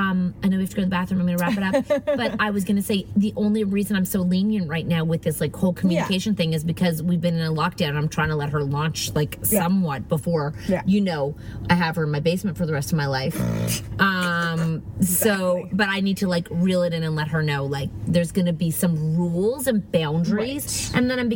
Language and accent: English; Montreal, Quebec, Canada; I am 21. I am from Quebec, Montreal.